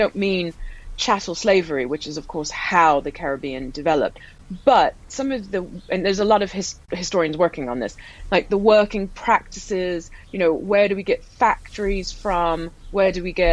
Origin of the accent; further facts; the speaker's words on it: Deep South, United States; also born or lived in Ohio / Tennessee / Georgia; I was born in Ohio and grew up in Tennessee and Georgia.